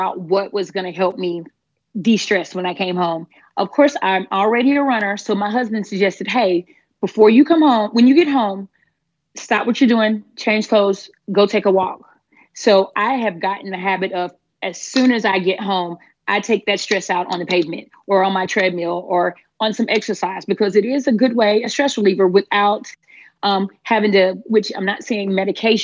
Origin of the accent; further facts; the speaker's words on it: Panama City, Florida, United States; now in Middle Georgia, United States; I'm originally from Panama City, Florida. So I am a Florida native, and I'm currently living in Middle Georgia